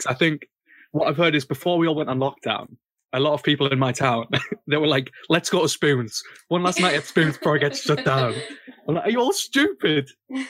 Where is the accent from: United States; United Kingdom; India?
United Kingdom; the north of England; accent: northern; I live up north, right? This is, you probably know by my accent.